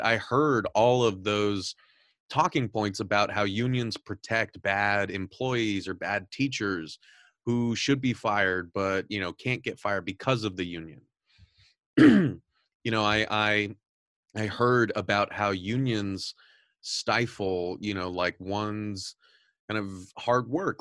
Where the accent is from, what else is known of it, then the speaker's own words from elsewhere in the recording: Southern California, United States; I'm originally from Southern California. Um, I've mentioned this on the show a lot of times that I grew up very Catholic and very conservative